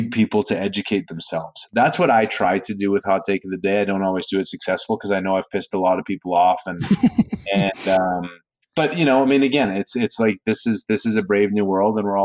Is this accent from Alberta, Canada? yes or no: yes; Calgary, Alberta, Canada; born or raised there; also born or lived in New York